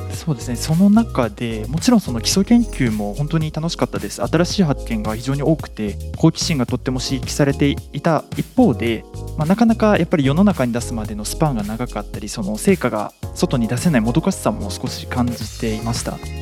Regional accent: Nagasaki, Japan; now in Kanto, Japan; 自分があの出身が長崎の方で今住んでる関東とは少し遠かった

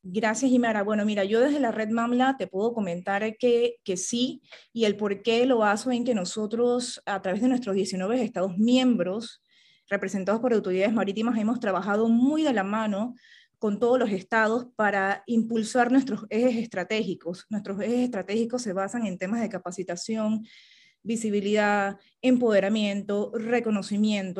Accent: Panama; para mí como panameña

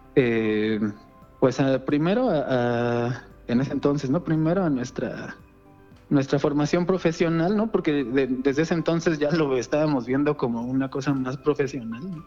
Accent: Mexico City, Mexico; aquí en Azcapotzalco, yo soy de Escapotzalco

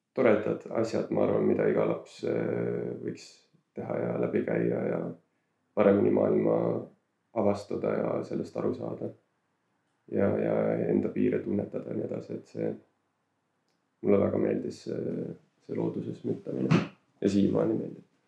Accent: Saare County, Estonia; ma kasvasin üles enamjaolt Saaremaal

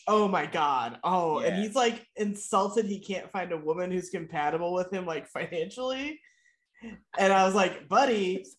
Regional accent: Midwest, Michigan, United States; accent: flat Midwest; I get pretty nasal, which is a Midwest like Michigan thing.

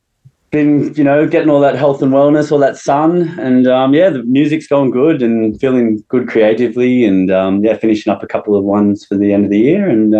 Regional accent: Wollongong, New South Wales, Australia; Wollongong, like the northern suburbs of Wollongong.

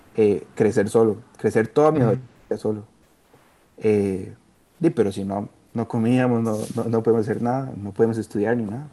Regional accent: Costa Rica; moved away; also born or lived in Guatemala; yo no había salido del país hasta ese momento

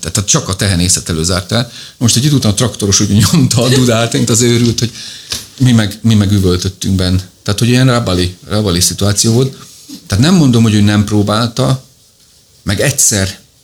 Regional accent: Szegvár, Csongrád-Csanád, Hungary; a nagyszülőknél éltünk. Tehát, hogy én benne voltam, és nem úgy, hogy a hétvégén elvittek, hanem ott nőttem föl

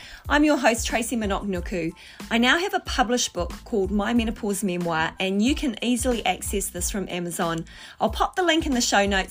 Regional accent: Wellington, New Zealand; So I grew up in Wellington, New Zealand.

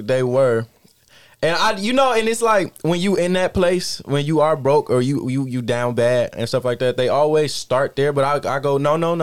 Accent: Belleville, United States; Growing up in Belleville, I moved to Belleville when I was 8 years old, so I comfortably say I'm from Belleville

